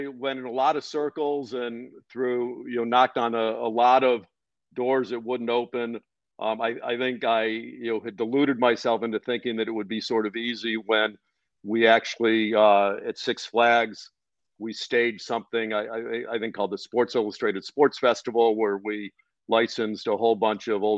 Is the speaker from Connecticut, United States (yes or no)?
no; Cleveland, Ohio, United States; I grew up in Cleveland and used to go to the Pro Football Hall of Fame